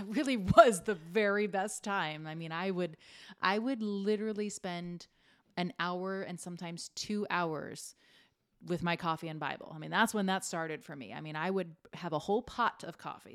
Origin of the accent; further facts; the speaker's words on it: Fort Myers, Florida, United States; I stayed in my hometown to go there.